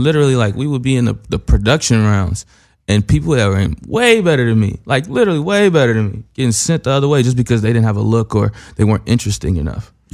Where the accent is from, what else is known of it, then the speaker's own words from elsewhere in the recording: Ohio, United States; I'm from Ohio